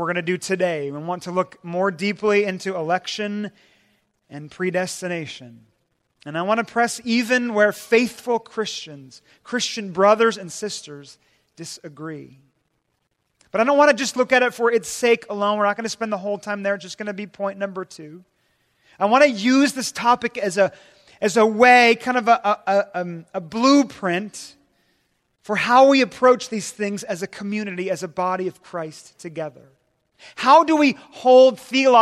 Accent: Puget Sound, Washington, United States; I'm from Washington State and in the Puget Sound there.

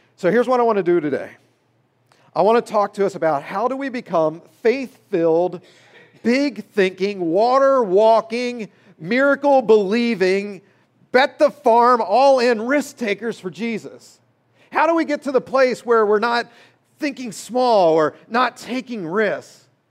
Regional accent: Maryland, United States; I grew up in Maryland

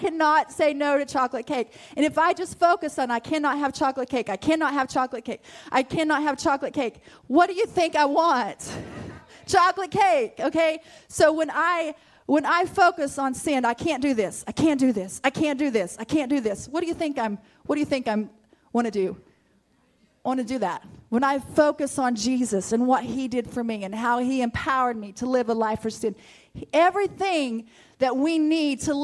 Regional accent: Mutual, United States; I grew up in Mutual

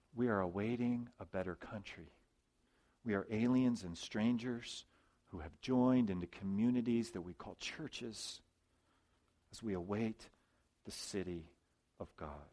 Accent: United States; I'm a citizen of the U.S., I'm an American

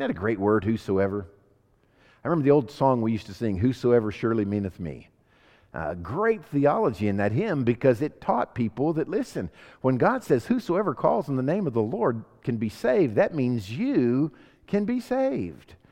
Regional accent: United States; I'm an American

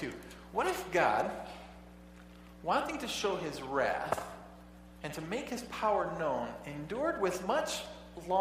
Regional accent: United States; I'm an American

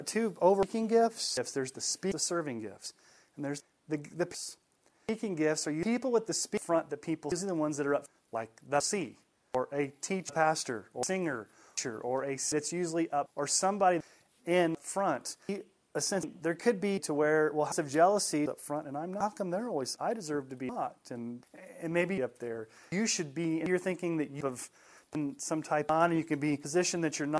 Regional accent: Colorado, United States; I grew up in Colorado.

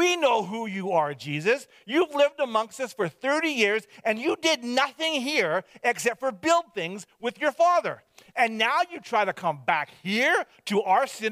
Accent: Hope, British Columbia, Canada; moved away; I was from Hope, BC, that I was born and raised there.

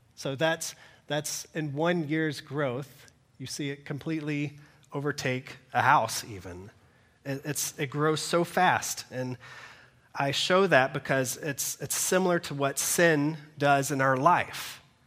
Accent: Georgia, United States; moved away; I'm originally from Georgia

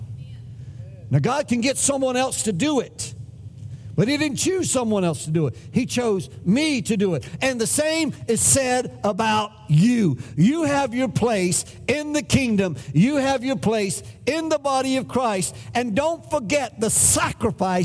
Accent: United States; No, we're not Spanish. We're American.

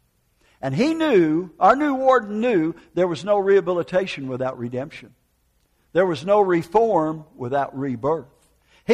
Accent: United States; moved away; also born or lived in Oklahoma; northern Wisconsin, Minneapolis, Minnesota

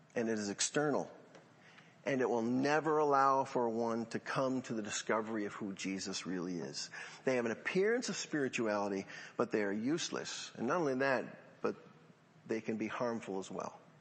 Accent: Central New York, United States; growing up in Central New York

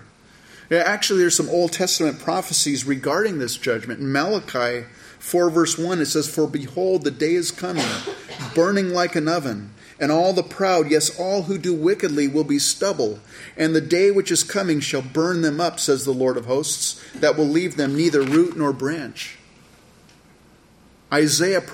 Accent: California, United States; I grew up in California

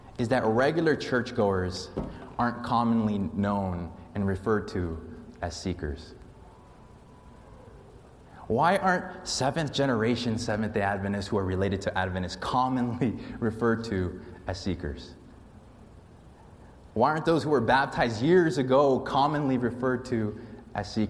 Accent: Las Vegas, Nevada, United States; moved away; The church I grew up in Las Vegas

